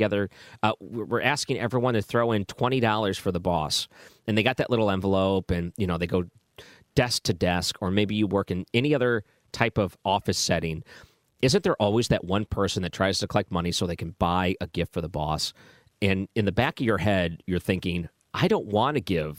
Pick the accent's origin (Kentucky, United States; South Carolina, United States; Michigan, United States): Michigan, United States; Detroit; I grew up in Detroit